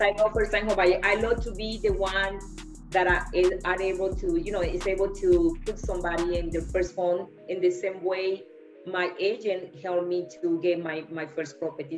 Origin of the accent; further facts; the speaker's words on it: Colombia; moved away; I'm from Colombia.